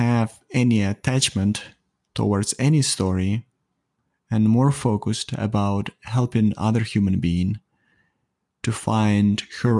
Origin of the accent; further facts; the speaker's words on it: Ukraine; English is a second language; now in Toronto, Canada; I live in Toronto, Canada, but I was not born here. Mm. I was born in Eastern Europe. Originally, I'm from Ukraine. And then we traveled quite a lot and we ended up here in Canada.